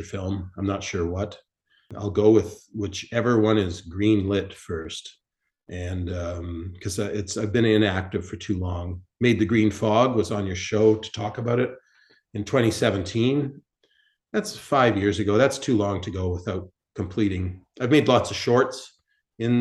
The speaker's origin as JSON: {"language": "English", "town": "Winnipeg", "region": "Manitoba", "country": "Canada", "tie": "born or raised there", "said": "my hometown of Winnipeg"}